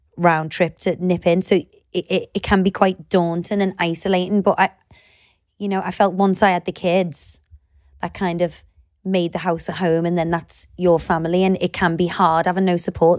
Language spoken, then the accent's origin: English; Liverpool, North West England, United Kingdom; moved away as an adult; also born or lived in Cheshire; I'm from Liverpool